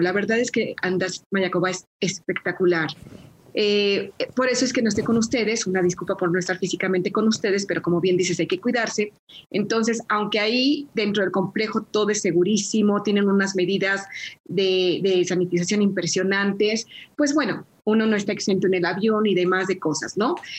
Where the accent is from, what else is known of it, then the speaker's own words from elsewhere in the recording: Mexico; como mexicanos